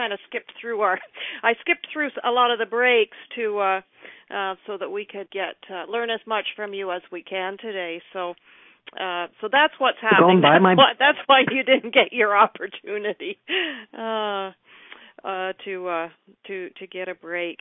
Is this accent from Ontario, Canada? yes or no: yes; Ridgetown, Ontario, Canada; moved away; I grew up near Rondo Park, a little place called Ridgetown, Ontario